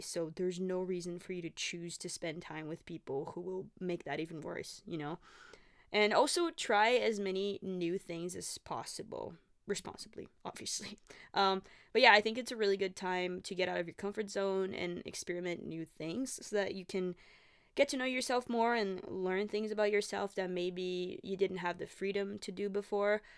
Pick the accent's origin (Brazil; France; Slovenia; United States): Brazil; English is a second language; moved away as an adult; now in Canada; I'm from Brazil. I moved to Canada five and a half years ago. Um, I was eighteen when I first came here